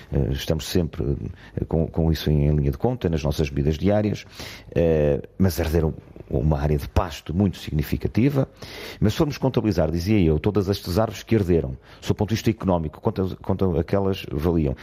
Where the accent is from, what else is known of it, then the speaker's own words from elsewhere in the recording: Portugal; somos nós portugueses